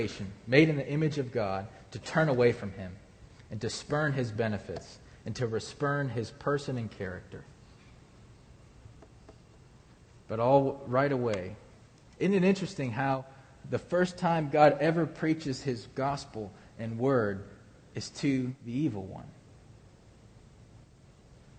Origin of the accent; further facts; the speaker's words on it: Ohio, United States; moved away; I come from Ohio